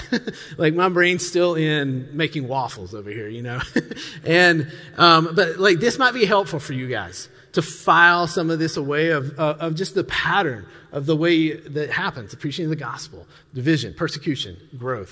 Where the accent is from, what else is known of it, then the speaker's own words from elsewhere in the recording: the South, United States; I grew up in the South